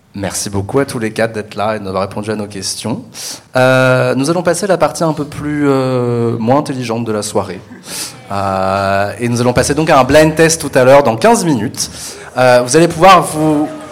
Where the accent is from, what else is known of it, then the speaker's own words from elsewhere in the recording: Paris, Île-de-France, France; je suis parisien euh, de naissance.